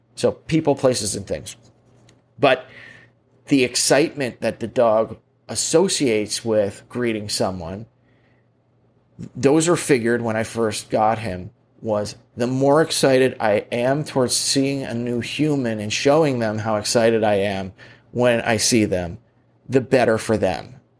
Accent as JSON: {"language": "English", "country": "United States", "said": "I'm an American"}